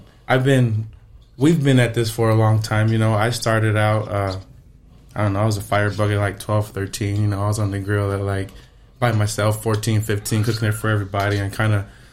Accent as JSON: {"language": "English", "region": "Arizona", "country": "United States", "tie": "born or raised there", "also_born_or_lived": "Las Vegas, Nevada", "said": "I was born and raised in Arizona, moved to Vegas for a couple years, and I came back in high school"}